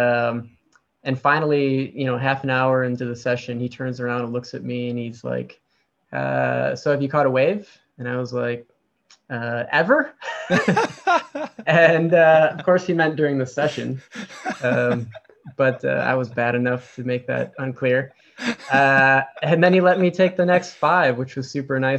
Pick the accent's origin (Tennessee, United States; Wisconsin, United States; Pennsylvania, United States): Wisconsin, United States; now in San Diego, United States; So I live in San Diego, but I grew up in Wisconsin.